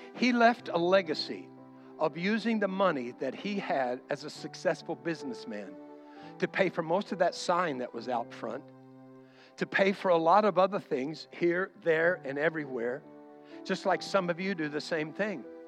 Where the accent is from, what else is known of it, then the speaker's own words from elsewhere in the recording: United States; I'm an American